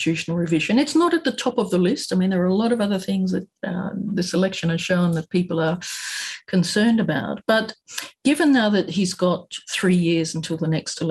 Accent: Australia; now in Japan; as an Australian when here in Japan

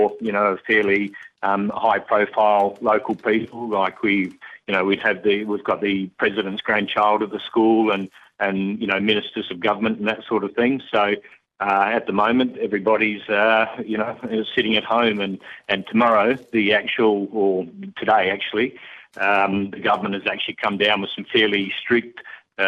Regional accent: Dunsborough, Western Australia, Australia; moved away as an adult; now in Azerbaijan; I'm 3 hours south of Perth in Western Australia, Macca, in a place called Dunsborough, sort of one of the prettier places of our country

